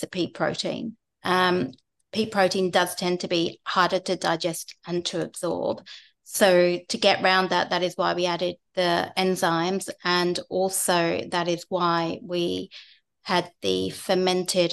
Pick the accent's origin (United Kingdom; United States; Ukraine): United Kingdom; England; I'm English